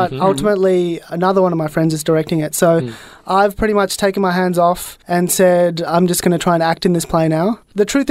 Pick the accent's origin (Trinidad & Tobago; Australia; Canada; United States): Australia; I grew up here and, you know, I've just been, I think I'm culturally feel very Australian